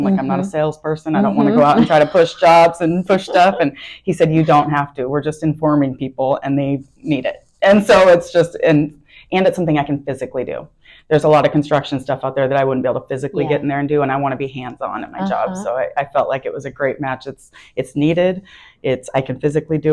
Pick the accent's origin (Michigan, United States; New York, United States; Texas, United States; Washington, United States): Washington, United States; Tacoma; moved away as an adult; now in Omaha, United States; I was born and raised in Tacoma, Washington, so I was there my whole entire life until about 18 months ago